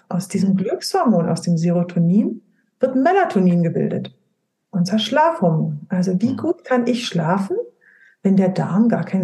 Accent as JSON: {"language": "German", "region": "Brandenburg", "country": "Germany", "tie": "born there", "said": "Also ich komme gebürtig, komme ich aus dem Spreewald. Wir essen alle Leinöl in unserer Familie."}